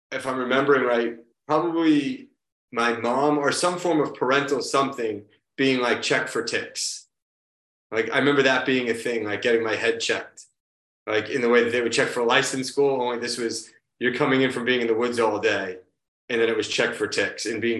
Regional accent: Marshfield, Massachusetts, United States; now in Quincy, United States; So uh, right now I live in Quincy, Massachusetts, which is just south of Boston. And I grew up a little further south from here in a town called Marshfield.

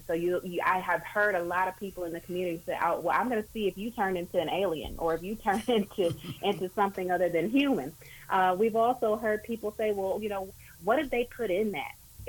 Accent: Brewton, Alabama, United States; accent: southern drawl; now in Columbus, United States; You may hear the southern drawl coming out of my voice, but I'm from Alabama, Brewton, Alabama, to be exact. And it's less than 2 hours away from Tuskegee.

